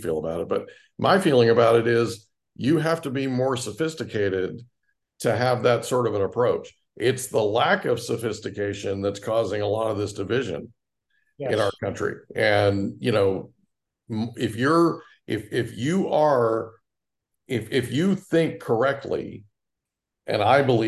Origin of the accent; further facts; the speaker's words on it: Oklahoma, United States; I grew up in Oklahoma